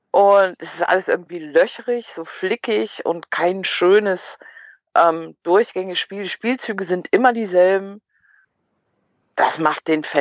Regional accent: Cologne, North Rhine-Westphalia, Germany; aber als Kölner bist du ja dankbar, wenn du mal einen Elfer kriegst

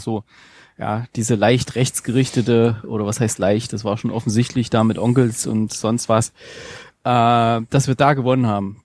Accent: eastern Germany, Germany; Ich komme ja aus dem Osten

